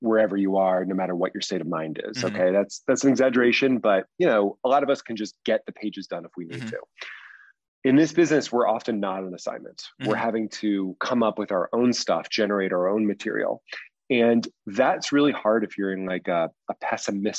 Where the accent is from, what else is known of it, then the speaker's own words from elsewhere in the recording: East Coast, United States; also born or lived in Los Angeles; now in New York, United States; I grew up on the East Coast